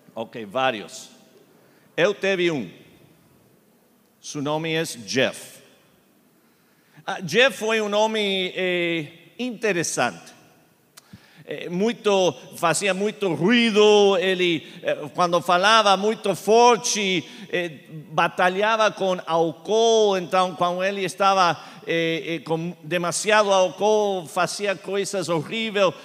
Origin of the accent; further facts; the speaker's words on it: Argentina; first language Spanish; Portuguese is a second language; now in Charlotte, United States; fui criado em Argentina falando eh, espanhol, então eh, eu estou aprendendo português